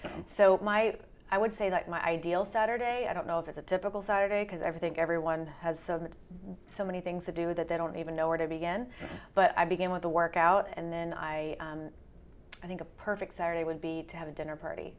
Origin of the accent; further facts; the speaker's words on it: the South, United States; I'm from the South as well